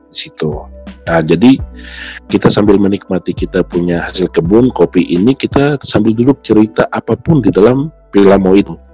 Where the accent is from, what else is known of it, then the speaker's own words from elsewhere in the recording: Highland Papua, Indonesia; first language Lani; Indonesian is a second language; bahasa daerah semua, bahasa oh. daerah saya terutama itu bahasa Lani.